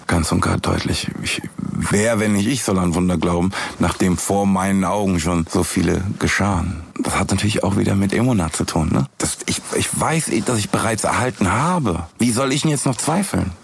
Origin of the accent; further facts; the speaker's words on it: Frankfurt, Hesse, Germany; in meiner Heimatstadt